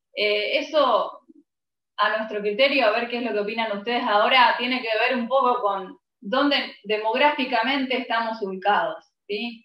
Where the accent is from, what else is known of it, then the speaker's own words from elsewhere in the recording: Argentina; yo nací en Argentina, mi país es recontra rockero